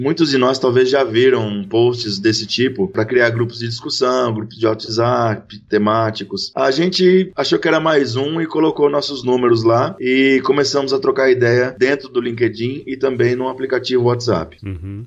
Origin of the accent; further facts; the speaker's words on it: São Luís do Paraitinga, São Paulo, Brazil; accent: caipira; do interior de São Paulo, uma cidadezinha chamada São Luís do Paraitinga